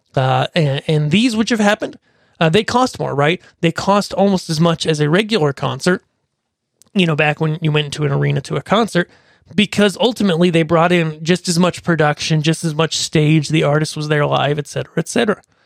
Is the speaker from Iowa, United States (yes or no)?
no; Pennsylvania, United States; my hometown, which is a s, not a big town, it's a small town in Pennsylvania